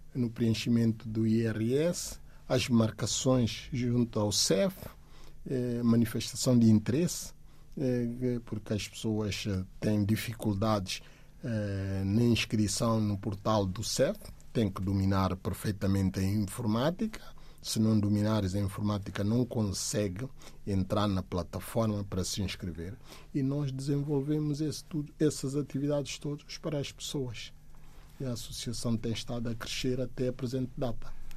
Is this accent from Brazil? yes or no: no; Guinea-Bissau; now in Portugal; da Guiné, país de onde sou natural